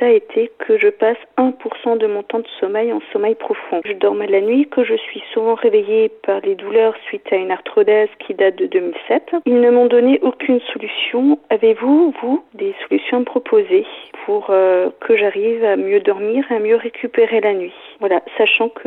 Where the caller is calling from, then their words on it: Strasbourg, Grand Est, France; Oui, bonjour, euh … je suis de Strasbourg.